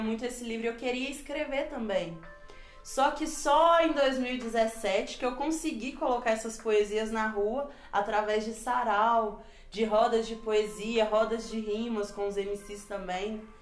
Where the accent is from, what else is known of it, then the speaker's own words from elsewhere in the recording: Belo Horizonte, Minas Gerais, Brazil; Eu nasci em Belo Horizonte, mas tem anos e anos que eu moro ali, naquela região da Noroeste, Confisco, São Mateus